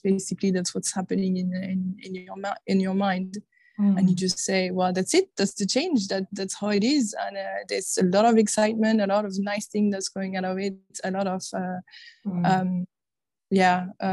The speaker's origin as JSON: {"language": "English", "country": "France", "second_language": "English", "moved": "as an adult", "said": "So I'm originally from France, you can probably hear"}